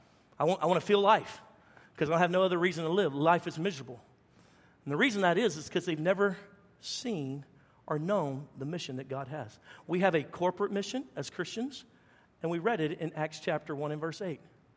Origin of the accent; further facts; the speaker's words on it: Baton Rouge, Louisiana, United States; moved away; I said, I'm from Baton Rouge.